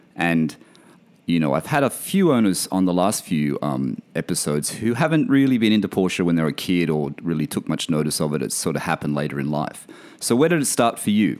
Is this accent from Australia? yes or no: yes; Australia; moved away; My, my home country, my hometown